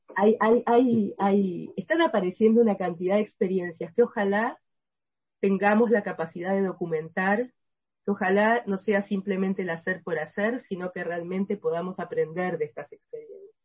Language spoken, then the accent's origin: Spanish; Argentina; en mi país